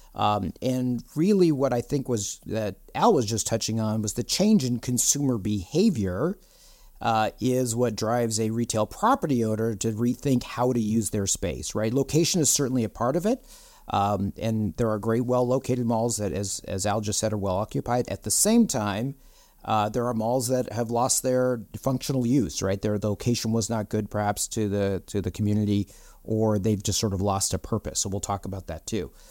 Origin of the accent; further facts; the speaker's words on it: Southern California, United States; a kid growing up in Southern California